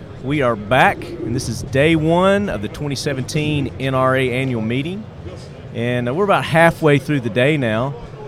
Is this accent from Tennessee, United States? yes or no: yes; Nashville, Tennessee, United States; That's my hometown, my backyard.